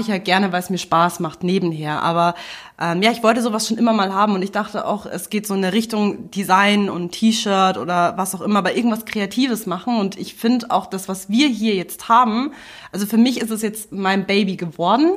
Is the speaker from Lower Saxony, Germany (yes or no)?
no; Munich, Bavaria, Germany; ich bin hier in München groß geworden.